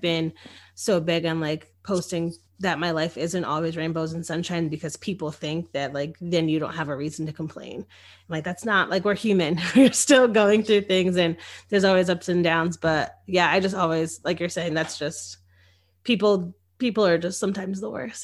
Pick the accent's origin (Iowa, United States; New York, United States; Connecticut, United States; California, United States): Connecticut, United States; moved away as an adult; now in Austin, United States; I come from Connecticut